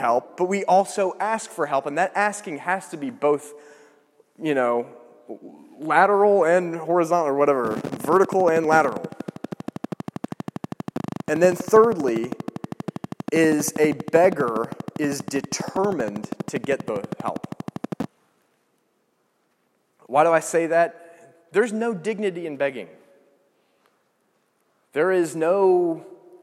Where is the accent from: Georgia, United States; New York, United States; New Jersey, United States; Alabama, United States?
Georgia, United States; I grew up in Georgia, so, like, you know, we have bulldogs.